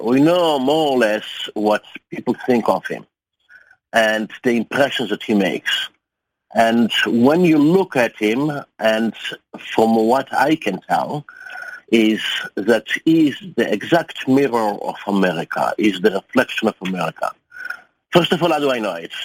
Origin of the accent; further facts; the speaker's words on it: Germany; also born or lived in United States; I present myself as a German journalist, because I am such also, uh, I don't tell them I'm Jewish. I don't tell them I'm also an American. And with my accent